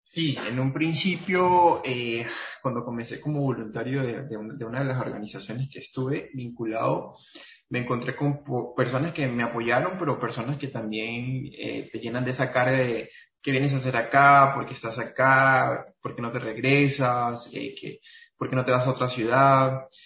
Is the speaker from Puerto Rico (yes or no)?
no; Venezuela; now in Cúcuta, Colombia; soy venezolano colombiano. Vivo actualmente en la ciudad de Cúcuta